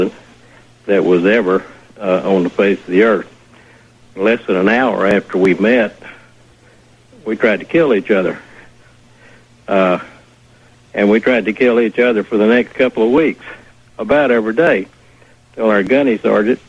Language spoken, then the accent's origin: English; Alabama, United States; now in Huntsville, United States; I grew up in Alabama and was raised as a racist